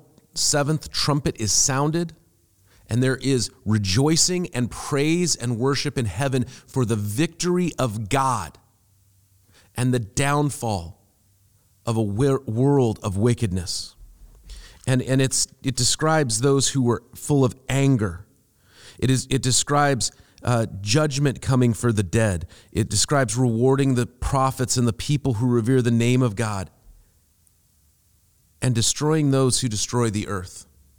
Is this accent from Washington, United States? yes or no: yes; Seattle, Washington, United States; moved away as an adult; also born or lived in England; where I'm from in Seattle, at the time, you know, I grew up in Seattle, and so I said, where I'm from, I can go swim in the rivers.